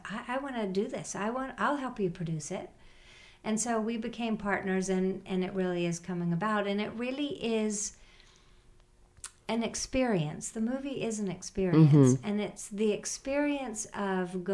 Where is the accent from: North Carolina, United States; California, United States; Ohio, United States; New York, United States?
North Carolina, United States; accent: Southern; moved away; also born or lived in Sharon, Connecticut; I grew up in North and South Carolina